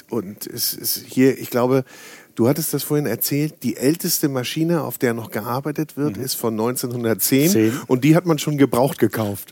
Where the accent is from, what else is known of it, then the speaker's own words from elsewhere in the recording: Northern Germany, Germany; Ich bin Norddeutscher